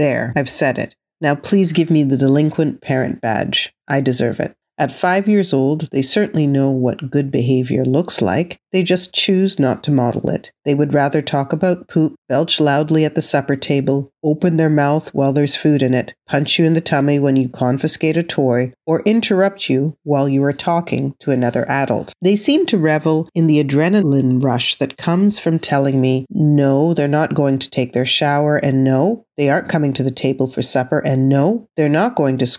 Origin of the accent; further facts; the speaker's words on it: Canada; I was born and raised in Canada, I come from West Indian heritage